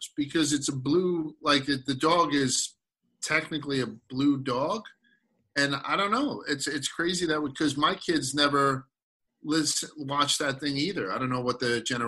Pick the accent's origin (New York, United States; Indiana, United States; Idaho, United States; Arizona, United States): New York, United States; New York City; growing up in Brooklyn